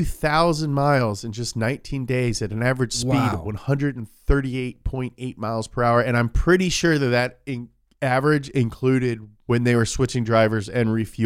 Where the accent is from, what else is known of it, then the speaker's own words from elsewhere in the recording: Scotland, United Kingdom; oi, but I ain't British, am I? I'm Scottish.